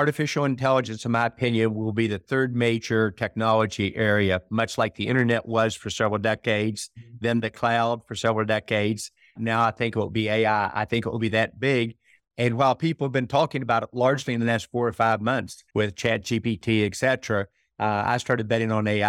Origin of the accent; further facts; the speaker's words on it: West Virginia, United States; And then in my home state of West Virginia, about a startup state.